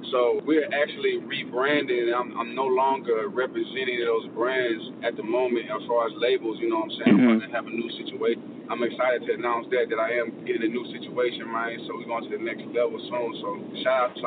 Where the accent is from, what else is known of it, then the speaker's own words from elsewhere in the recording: DeRidder, near Lake Charles, Louisiana, United States; Katrina and Rita really affected my city where I'm from, in Derrida around Lake Charles